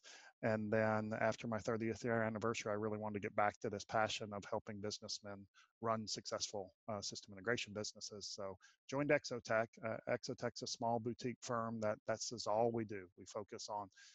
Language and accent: English; Austin, Texas, United States; I was born and raised right here in Austin, Texas